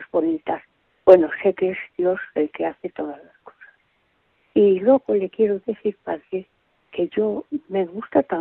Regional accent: Villalpando, Castile and León, Spain; now in Badajoz, Spain; Yo no soy mm. de Badajoz, vivo en Badajoz, soy de Villalpando, un pueblo de Zamora. Quiere decir que soy de tierra adentro

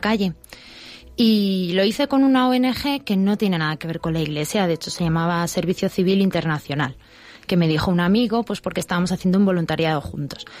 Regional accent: Madrid, Community of Madrid, Spain; yo soy de Madrid, he nacido en Madrid, mi familia es de Madrid, vamos, muy gatos todos

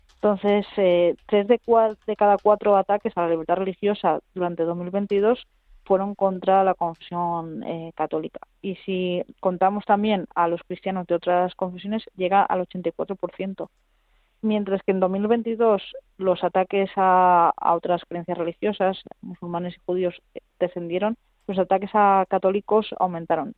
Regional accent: Madrid, Community of Madrid, Spain; yo que soy madrileña

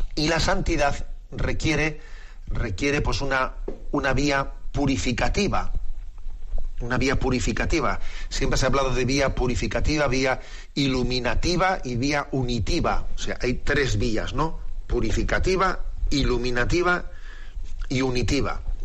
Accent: San Sebastián, Basque Country, Spain; en nuestra tierra, y sabes que yo soy de Bispo de San Sebastián

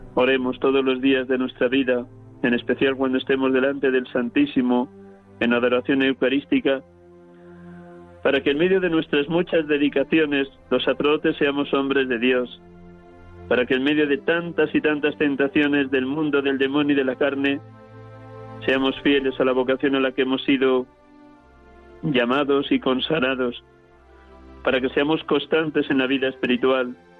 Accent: Riaza, Castile and León, Spain; moved away; desde mi pueblo natal, Riaza, Segovia

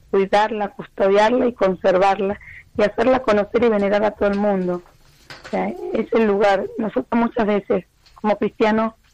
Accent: Argentina; moved away

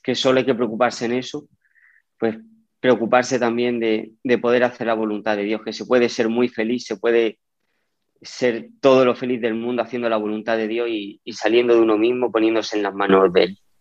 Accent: Yecla, Region of Murcia, Spain; yo soy de Yecla y allí la Virgen para nosotros es mucho

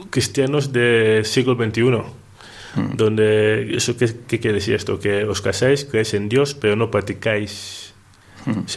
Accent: Equatorial Guinea; Bueno, yo soy ah, contable analista en una empresa petrolera en mi país, Guinea Ecuatorial

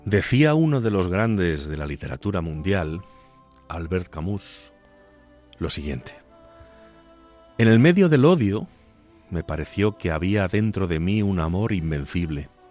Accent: Agudo, Castilla-La Mancha, Spain; la parroquia de San Benito Abad de mi pueblo, de Agudo

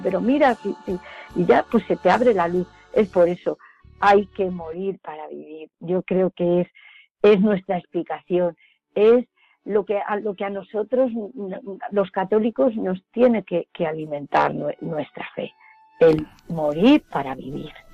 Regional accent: Villacañas, Castilla-La Mancha, Spain; yo soy de Villacañas, un pueblo de aquí, de Toledo, cerquita

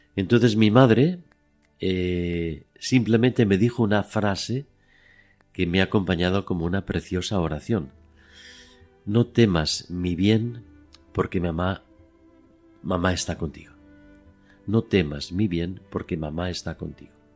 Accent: Madrid, Community of Madrid, Spain; born or raised there

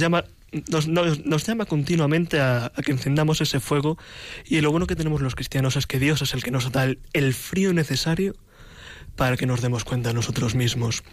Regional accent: Madrid, Community of Madrid, Spain; soy un joven, un joven cristiano, original de Madrid

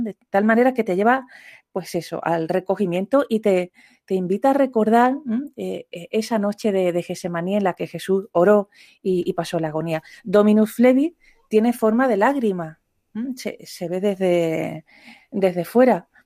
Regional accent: Andalusia, Spain; como yo soy andaluza

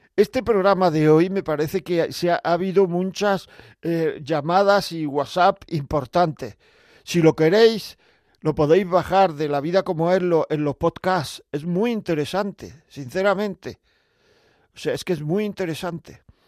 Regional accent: Granada, Andalusia, Spain; yo soy de Granada

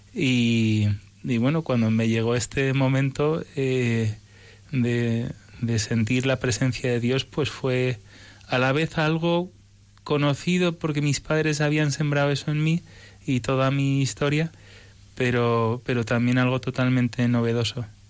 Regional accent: Spain; also born or lived in United States; vine con seis años, nací en Estados Unidos y, y cuando vinimos a España

